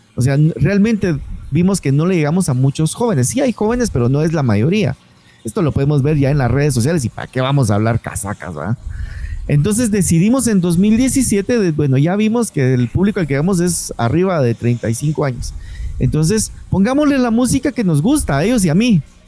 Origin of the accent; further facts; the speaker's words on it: Guatemala; los guatemaltecos seamos tan agringados en nuestra forma de ser, en nuestra forma de hablar